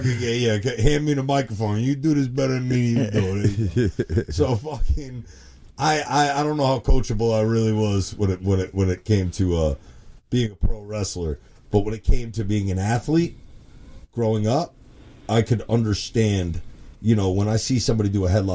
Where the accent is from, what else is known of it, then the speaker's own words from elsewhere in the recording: South Hackensack, New Jersey, United States; I grew up in South Hackensack